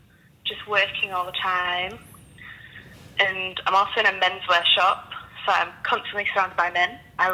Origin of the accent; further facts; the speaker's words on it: Leeds, Yorkshire and the Humber, United Kingdom; now in Australia; No, I'm from Leeds.